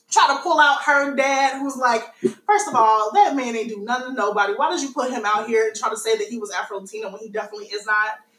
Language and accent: English; United States; my nationality would be American. I'm a Black American.